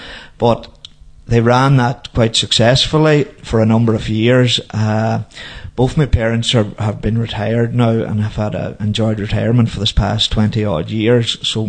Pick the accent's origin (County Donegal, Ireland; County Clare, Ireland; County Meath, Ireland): County Donegal, Ireland; Dunfanaghy; moved away; also born or lived in United States